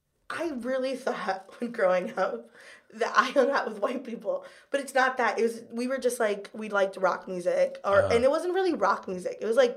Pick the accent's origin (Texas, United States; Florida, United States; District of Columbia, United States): Florida, United States; Kissimmee; first language Spanish; English is a second language; moved away as an adult; also born or lived in Miami, Florida / St. Cloud, Florida; now in New York City, United States; I lived in Miami when I was very young, but then most of my life I spent in Kissimmee, Florida, which is like next to Orlando.